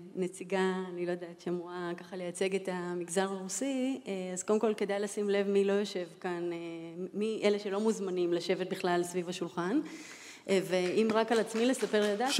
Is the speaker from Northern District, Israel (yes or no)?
no; Holon, Tel Aviv District, Israel; also born or lived in Latvia; עליתי אה, מברית המועצות, זאת אומרת מלטביה, אה, כילדה, אה, אני בת למשפחה אירוויזיוניסטית, משפחה של אסירי ציון, גדלתי בחולון